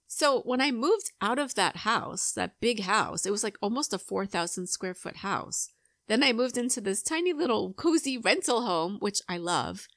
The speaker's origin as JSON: {"language": "English", "area": "Long Island", "region": "New York", "country": "United States", "tie": "born or raised there", "moved": "as an adult", "lives_now": "Atlanta, United States", "said": "I grew up on Long Island in New York"}